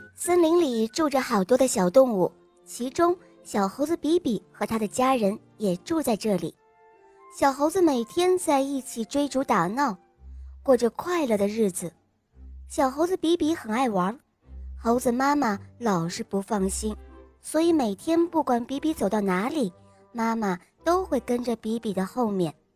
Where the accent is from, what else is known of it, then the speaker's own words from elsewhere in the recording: Dalian, Liaoning, China; 今年我四岁了，我来自大连